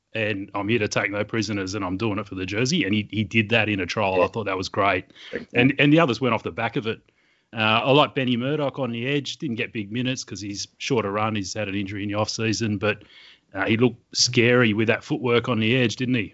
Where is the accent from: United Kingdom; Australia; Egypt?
Australia; Sydney, New South Wales; accent: Australian; I grew up in Western Sydney